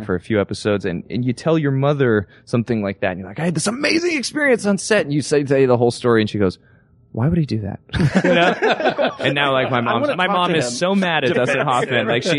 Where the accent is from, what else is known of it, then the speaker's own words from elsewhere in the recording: Toronto, Ontario, Canada; moved away; I am from Canada. Does Suits shoot in Toronto? We do. We're shooting like right where I grew up